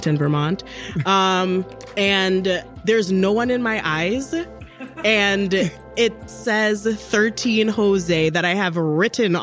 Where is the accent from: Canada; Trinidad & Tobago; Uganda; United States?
Trinidad & Tobago; I'm from Trinidad